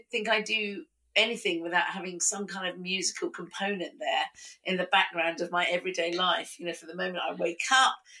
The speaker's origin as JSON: {"language": "English", "country": "United Kingdom", "said": "being British and Indian"}